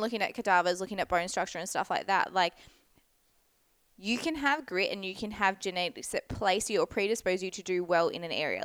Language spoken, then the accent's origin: English; Scarborough, Western Australia, Australia; now in New South Wales, Australia; my hometown. So in Scarb. So definitely my old stomping ground